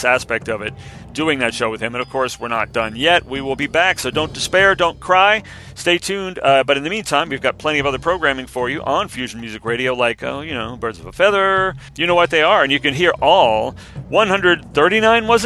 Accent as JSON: {"language": "English", "country": "United States", "said": "we vulgarians in America"}